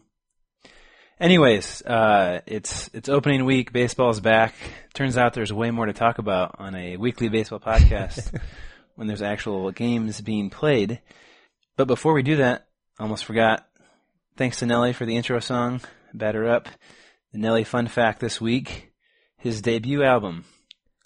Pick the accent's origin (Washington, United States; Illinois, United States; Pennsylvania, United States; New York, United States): Illinois, United States; Champaign; We are twin brothers from Champaign, Illinois